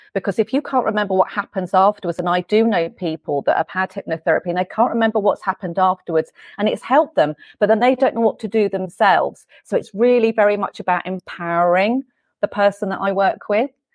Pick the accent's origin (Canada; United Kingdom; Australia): United Kingdom; England; moved away; you might be able to hear from my accent. I'm from England. I'm from the U K.